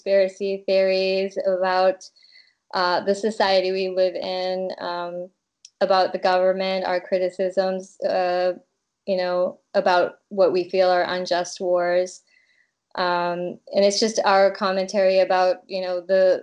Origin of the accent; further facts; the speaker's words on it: Massachusetts, United States; moved away as an adult; now in Prague, Czech Republic; I grew up in Massachusetts and lived most of my life in Massachusetts.